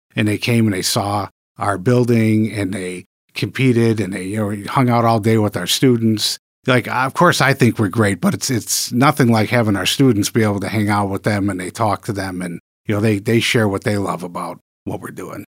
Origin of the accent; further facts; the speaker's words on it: Michigan, United States; moved away as an adult; also born or lived in New York; I'm a Michigan native. I was born and raised in Michigan